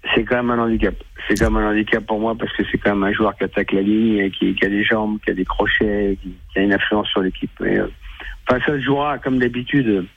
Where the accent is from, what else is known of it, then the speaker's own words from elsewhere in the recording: near Bordeaux, Nouvelle-Aquitaine, France; je suis de Liban, je suis pas de Bordeaux, mais c'est pas loin